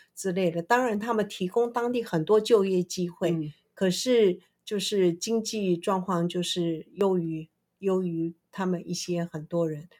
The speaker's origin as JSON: {"language": "Chinese", "country": "Taiwan", "said": "我们台湾人对于会讲英文的人就特别礼遇"}